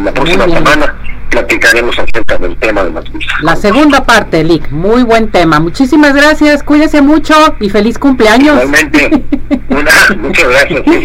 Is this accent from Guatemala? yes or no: no; Mexico; yo soy mexicano